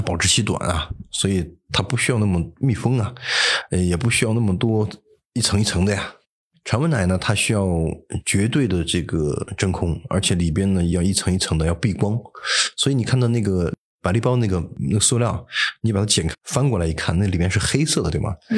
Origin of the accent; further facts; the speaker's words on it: China; 我们中国人可以吃，但是不能吃多